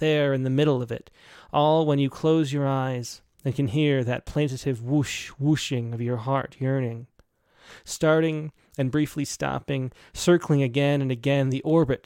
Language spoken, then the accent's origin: English; the North, United States; growing up in the North